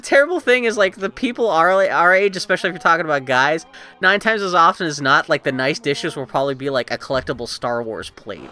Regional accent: East Coast, United States; moved away; I grew up on the on the East Coast

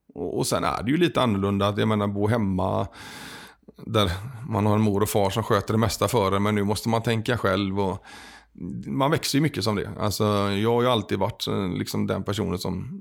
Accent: Kungshamn, Västra Götaland, Sweden; also born or lived in Gothenburg; flyttade härifrån när jag var fyra år och växte upp i Kungshamn eh, utanför Smögen ska man väl säga

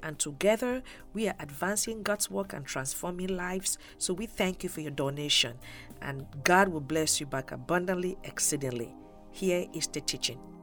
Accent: Cameroon; moved away; I was born in Cameroon, West Africa

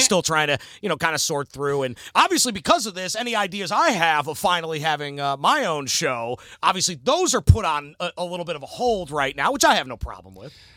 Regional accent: Cleveland, Ohio, United States; moved away; also born or lived in Virginia; I'm originally from the Cleveland area

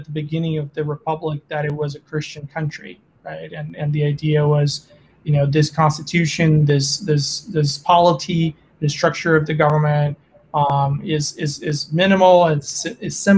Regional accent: Brazil; moved away as an adult; also born or lived in Germany / France; now in Oklahoma, United States; I was actually born and raised in South America, in Brazil

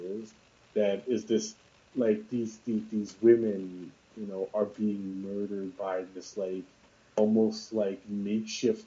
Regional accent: New York City, New York, United States; I grew up all my life in New York City

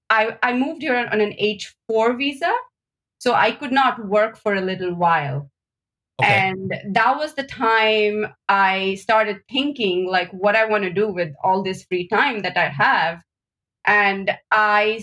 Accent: Mumbai, Maharashtra, India; moved away as an adult; also born or lived in Kolkata, India / Chennai, India; now in Boston, United States; So I was born in India. I was born in Kolkata. Then I moved to Bombay, and most of my formative years, I went to college, school, all in Bombay.

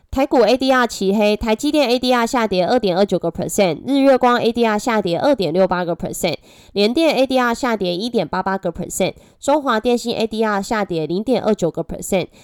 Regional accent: Taiwan; accent: Taiwanese Mandarin; 我是台湾国语界最正的

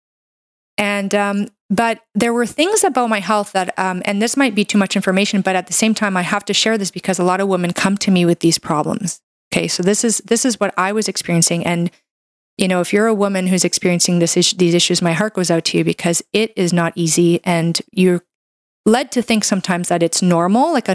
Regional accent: Canada; I'm a Canadian medical doctor

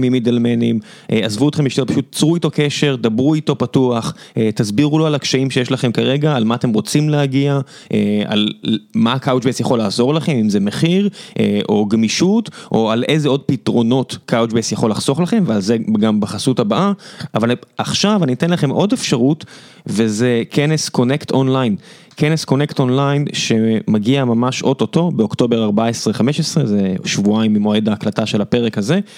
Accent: Beersheba, Southern District, Israel; גדלתי בבאר שבע בסביבה שהרוב היו די דתיים

